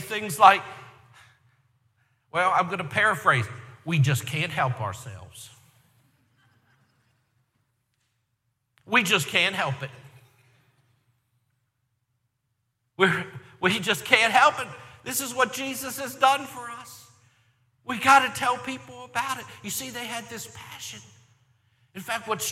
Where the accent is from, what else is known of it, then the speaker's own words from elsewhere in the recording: Baltimore, Maryland, United States; I grew up in Baltimore, Maryland